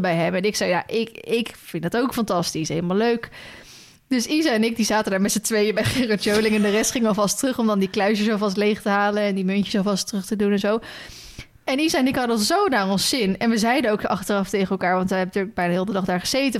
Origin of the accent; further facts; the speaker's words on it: Loenen, Gelderland, Netherlands; also born or lived in Ede; uit Loenen